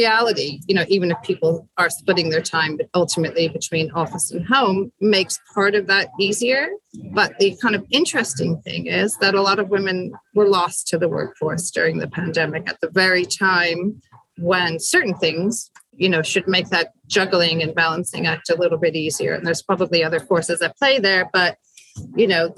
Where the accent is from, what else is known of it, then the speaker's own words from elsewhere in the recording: United States; now in United Kingdom; although I was born in the States, I've been living in the UK for a long time. All my kids are born here